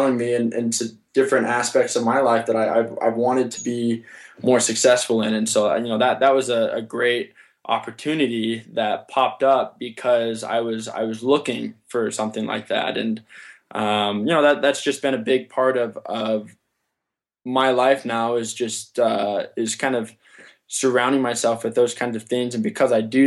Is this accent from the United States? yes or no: yes; Summerlin, Nevada, United States; in my hometown, Summerlin